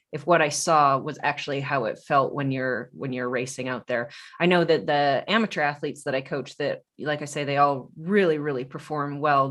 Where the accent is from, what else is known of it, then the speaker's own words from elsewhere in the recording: Tucson, Arizona, United States; I'm from Tucson